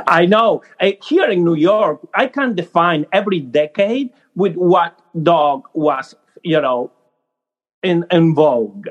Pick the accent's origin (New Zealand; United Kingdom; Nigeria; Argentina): Argentina; English is a second language; moved away as an adult; now in United States; I grew up in Argentina